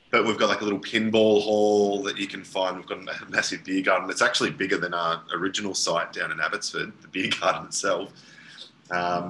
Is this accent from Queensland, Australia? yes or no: no; Yarra Valley, Victoria, Australia; growing up in the Yarra Valley, you pretty much get a job at a winery as soon as humanly possible